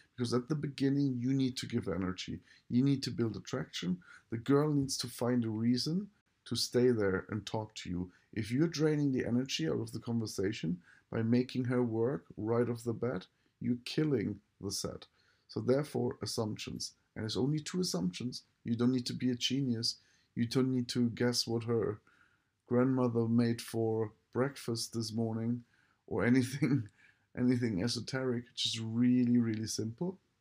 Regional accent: Germany; I just use German 'cause I am German

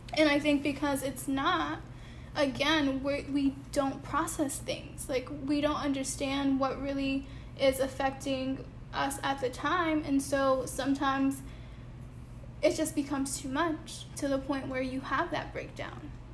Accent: Bridgeport, Connecticut, United States; moved away; growing up back home in Connecticut, when so so I grew up in Bridgeport

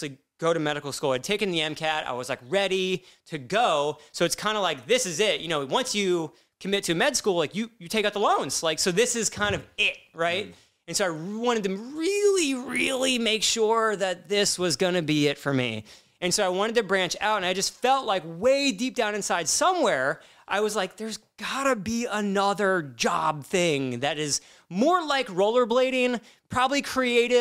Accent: Columbus, Ohio, United States; growing up in Columbus, Ohio

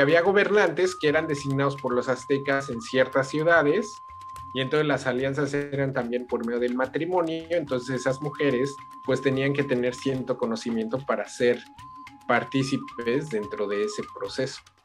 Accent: Mexico; nosotros como mexicanos

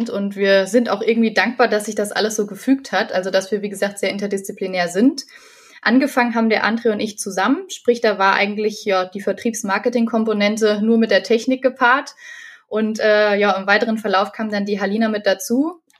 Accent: Fulda, Hesse, Germany; ich bin 24 Jahre alt, ich komme aus Fulda

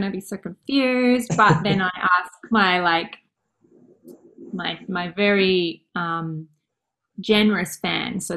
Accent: Mornington Peninsula, Victoria, Australia; I grew up on the Mornington Peninsula, actually, in a place called Sunhill.

